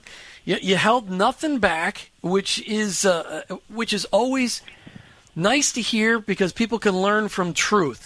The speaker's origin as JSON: {"language": "English", "region": "Minnesota", "country": "United States", "tie": "born or raised there", "said": "I grew up in Minnesota"}